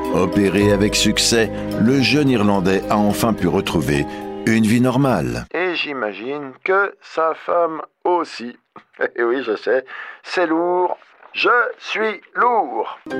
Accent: France; On revient chez nous en France

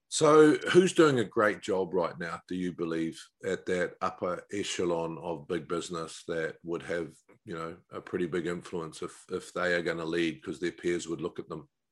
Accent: New Zealand; being a Kiwi

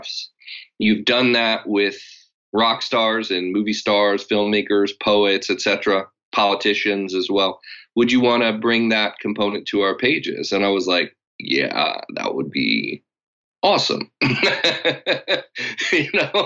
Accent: Los Angeles, California, United States; I grew up in Los Angeles

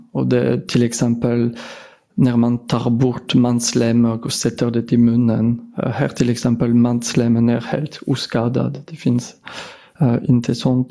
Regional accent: France; Swedish is a second language; moved away as an adult; now in Sweden; jag har blivit specialist i mitt hemland i Frankrike 2007

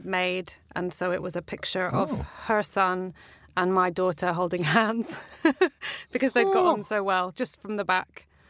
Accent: Whitby, Yorkshire and the Humber, United Kingdom; also born or lived in Staithes; I was born in Whitby in Yorkshire, and the maternity ward is gone now. So you can't be born there now, but I was.

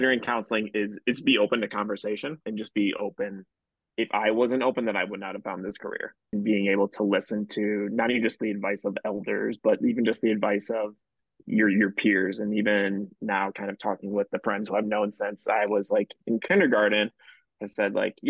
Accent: Palatine, Illinois, United States; growing up in Palatine, living within like a block away from high school

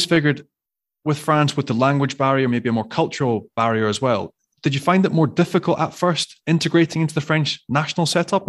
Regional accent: Scotland, United Kingdom; I'm Scottish

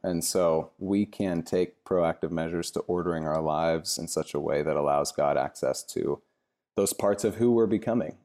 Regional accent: Cashmere, Washington, United States; moved away as an adult; also born or lived in Seattle, Washington; now in San Francisco Bay Area, United States; I grew up in a really small town in central Washington called Kashmir

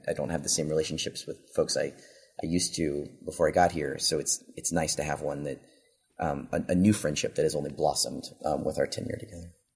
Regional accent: Virginia, United States; moved away as an adult; now in Texas, United States; I grew up in Virginia and my family's in Virginia

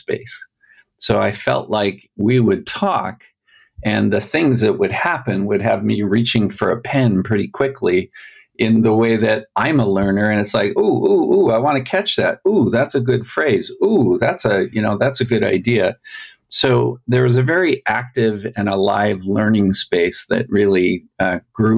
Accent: Alberta, Canada; now in Utah, United States; And I also come from Canada. So there's a shared Canadian thing. I grew up in Alberta.

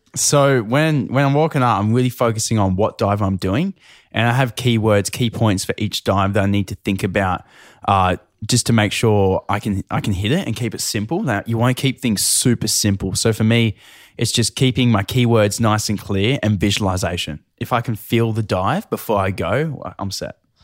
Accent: Newcastle, New South Wales, Australia; I grew up in Newcastle

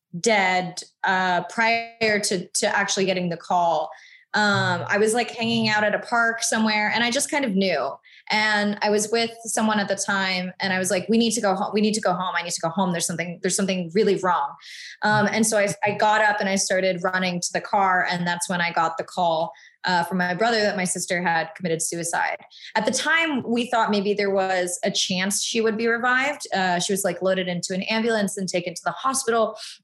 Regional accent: the South, United States; And then, you know, I grew up in the South where I'm usually the only Asian family on a military base.

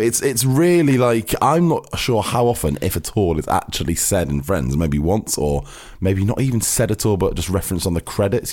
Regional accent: Cheshire, near Manchester, North West England, United Kingdom; now in London, United Kingdom; we're from Manchester, we're from, you know, it's like the same part of Cheshire

